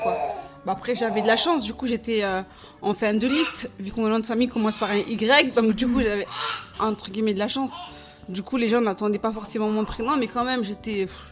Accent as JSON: {"language": "French", "town": "Marseille", "region": "Provence-Alpes-Côte d'Azur", "country": "France", "tie": "born or raised there", "moved": "yes", "lives_now": "Montigny-lès-Cormeilles, France", "said": "j'ai grandi à Marseille. Dans le sud"}